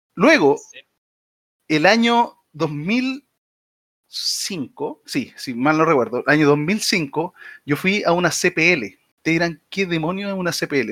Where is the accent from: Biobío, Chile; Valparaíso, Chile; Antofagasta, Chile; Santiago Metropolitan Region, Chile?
Valparaíso, Chile; San Antonio; yo soy oriundo, ustedes no saben, yo soy oriundo de San Antonio